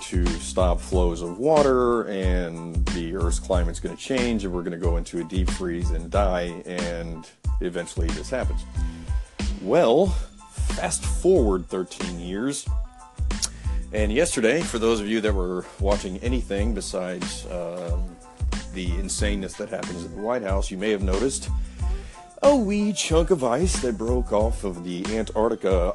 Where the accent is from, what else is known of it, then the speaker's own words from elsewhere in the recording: Bloomington, Indiana, United States; It was in Bloomington, Indiana, my hometown